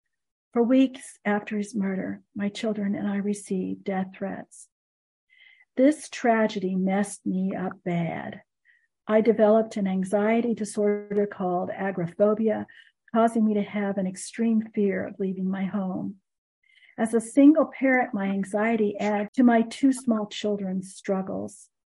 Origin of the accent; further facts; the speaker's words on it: Alabama, United States; I grew up in Alabama, and he lived in East Chattanooga.